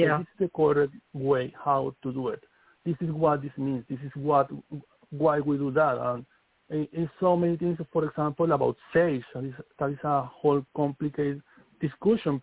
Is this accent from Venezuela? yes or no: yes; Venezuela; English is a second language; moved away as an adult; also born or lived in Wayuu (ancestry); now in New York City, United States; I come from the Wayuu tribe. I born in Amazon.